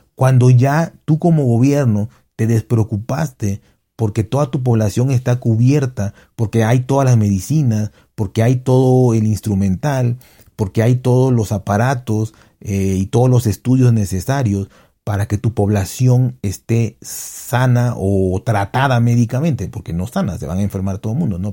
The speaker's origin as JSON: {"language": "Spanish", "country": "Mexico", "said": "en México todos, todos tenemos no un conocido, no un amigo, sino un familiar que se murió de COVID"}